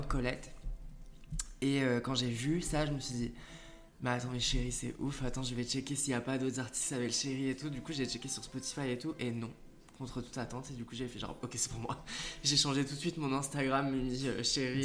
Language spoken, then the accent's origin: French; southern France, France; mes parents habitent en France, dans le sud de la France, et j'ai grandi en France